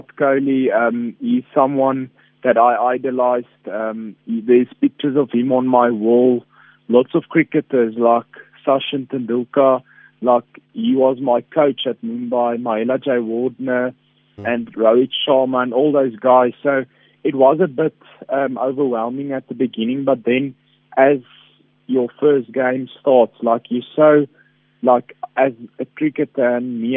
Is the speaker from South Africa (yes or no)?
yes; South Africa; I think I'm a true South African